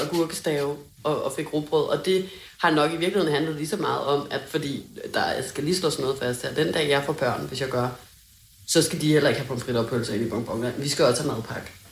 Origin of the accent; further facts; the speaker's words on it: Hundested, Capital Region of Denmark, Denmark; hjemme i Hundested